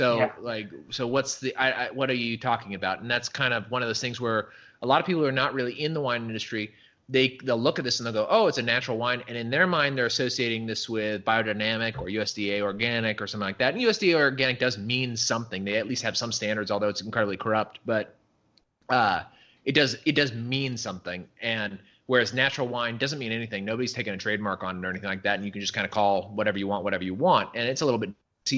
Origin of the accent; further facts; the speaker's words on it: California, United States; camping in California when I was a kid, because I grew up in California.